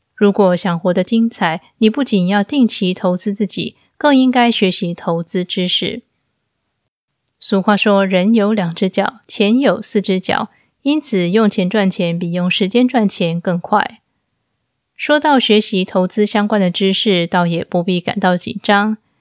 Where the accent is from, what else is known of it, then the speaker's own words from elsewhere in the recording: Taiwan; now in Istanbul, Turkey; 我记得小时候，长辈们最常挂在嘴边的一句闽南语是“台湾钱淹脚木”。